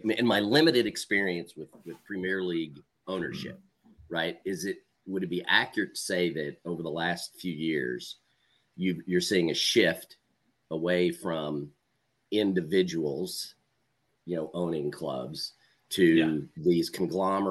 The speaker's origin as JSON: {"language": "English", "region": "Oklahoma", "country": "United States", "said": "I'm from Oklahoma originally"}